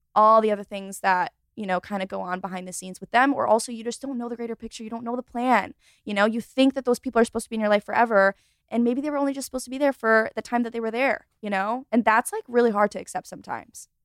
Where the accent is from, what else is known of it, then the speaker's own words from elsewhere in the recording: Rochester, New York, United States; moved away as an adult; now in Charlotte, United States; I was born and raised in Rochester, New York